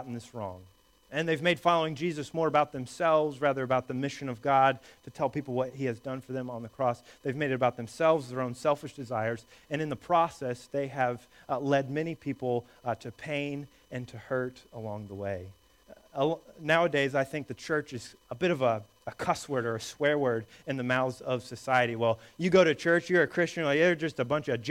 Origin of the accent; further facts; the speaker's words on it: Indiana, United States; the church that I grew up going to in Indiana as a small boy